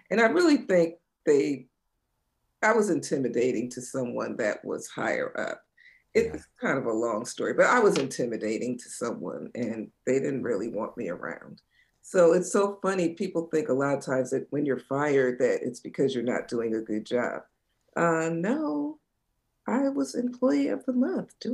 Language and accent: English; New Jersey shore, United States; I grew up in New Jersey on the shore